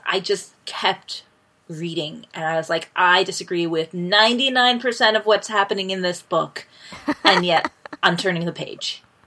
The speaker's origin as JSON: {"language": "English", "country": "United States", "tie": "born or raised there", "also_born_or_lived": "Ecuador", "moved": "yes", "said": "I had never lived outside of the US."}